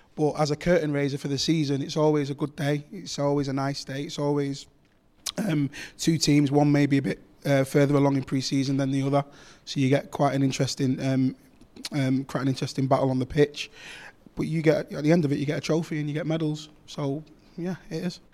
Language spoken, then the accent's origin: English; Manchester, North West England, United Kingdom; I grew up actually on Lloyd Street, so I could see Main Road from my house.